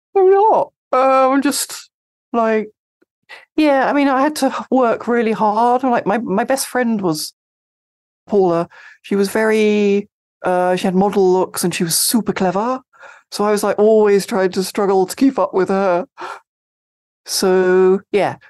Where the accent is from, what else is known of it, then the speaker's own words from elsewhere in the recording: Sevenoaks, South East England, United Kingdom; I grew up in, uh, Seven Oaks in Kent, in the U K.